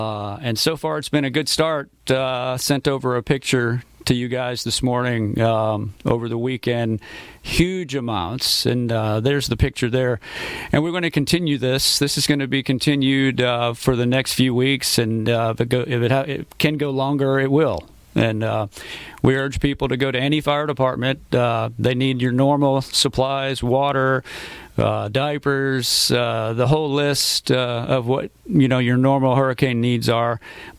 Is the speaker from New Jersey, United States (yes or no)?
no; Louisiana, United States; moved away; the hurricane victims in Louisiana, which happens to be my home state. So I'm connected there.